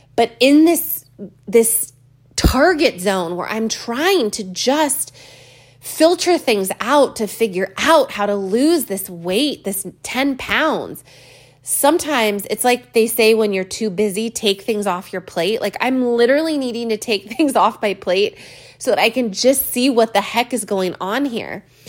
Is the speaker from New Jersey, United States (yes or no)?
no; California, United States; I've never seen so much rain in my life as a Californian.